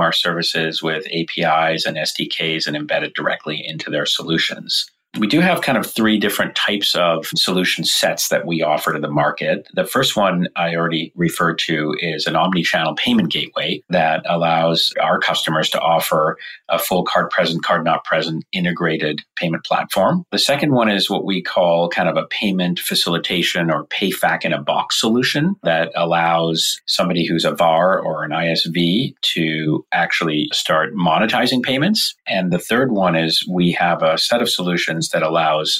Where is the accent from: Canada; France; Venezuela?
Canada; Vancouver, British Columbia; now in San Francisco, United States; I live in San Francisco, California, and I grew up in Vancouver, Canada.